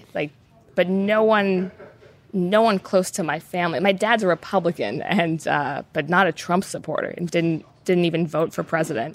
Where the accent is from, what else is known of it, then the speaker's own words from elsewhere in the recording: United States; I'm an American